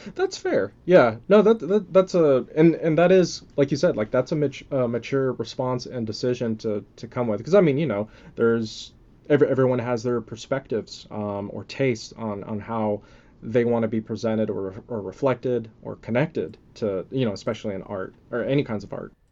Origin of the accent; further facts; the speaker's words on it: Texas, United States; also born or lived in California / Philippines (ancestry); I was born in, uh, originally in California. Um, obviously been in Texas most of my life